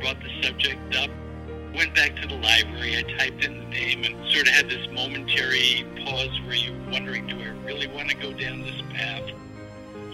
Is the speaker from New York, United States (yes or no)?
yes; New York City, New York, United States; I was adopted at a day old, and I was at a hospital in New York City called the Lexington Hospital